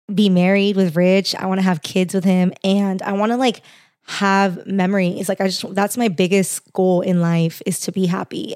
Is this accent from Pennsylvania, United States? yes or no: no; Los Angeles, California, United States; accent: valley girl; also born or lived in Orange County, California; I grew up in the Valley.